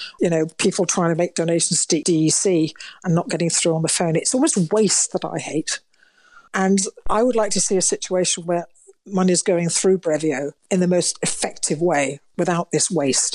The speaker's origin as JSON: {"language": "English", "town": "Manchester", "region": "North West England", "country": "United Kingdom", "tie": "born or raised there", "moved": "yes", "lives_now": "Bath, United Kingdom", "said": "I was born in Manchester and, you know, I'm now living in Bath."}